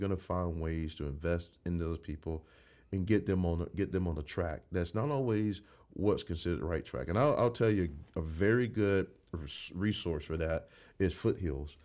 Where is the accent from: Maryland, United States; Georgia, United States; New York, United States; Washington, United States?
Georgia, United States; Crosstown; grew up in Crosstown, and I could tell you, the Crosstown I grew up